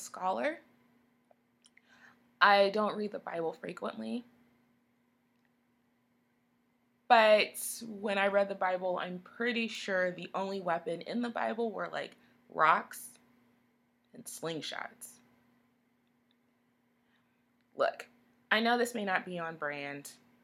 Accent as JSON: {"language": "English", "region": "Texas", "country": "United States", "said": "I'm from Texas"}